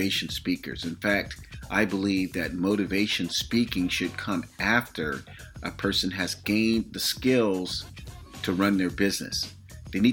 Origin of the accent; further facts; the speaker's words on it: Florida, United States; now in California, United States; the state of Florida, my hometown